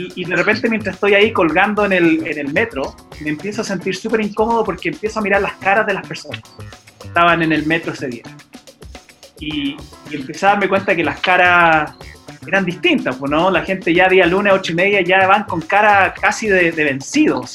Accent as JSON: {"language": "Spanish", "country": "United States", "tie": "born or raised there", "moved": "yes", "said": "como me crié en los Estados Unidos también yo ahí jugué básquet."}